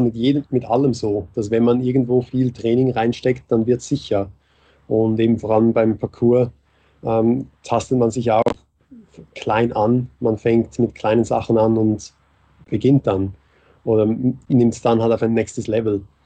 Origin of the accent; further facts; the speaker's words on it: Switzerland; moved away as an adult; now in Vienna, Austria; Ich bin Schweizer, der in Wien wohnt. der nach Wien gekommen ist. Aber schon, also Schweizer und seit vier Jahren in Wien